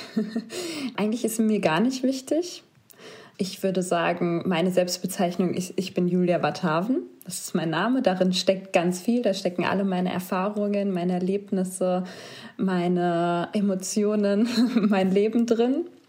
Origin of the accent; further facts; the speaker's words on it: Germany; Dann haben wir Deutschland gesagt.